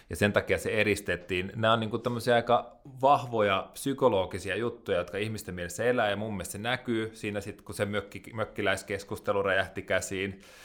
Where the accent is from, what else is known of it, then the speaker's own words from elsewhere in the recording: Hämeenlinna, Kanta-Häme, Finland; moved away; Mä oon kasvanut pienessä kaupungissa Hämeenlinnassa